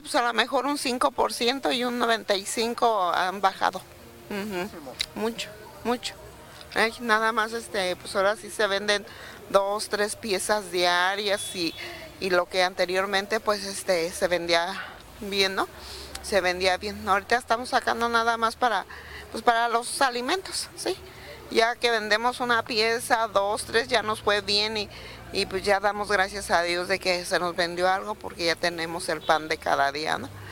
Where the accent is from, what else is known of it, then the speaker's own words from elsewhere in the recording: Cherán, Michoacán, Mexico; venimos de un pueblito que se llama Cherán, de ahí venimos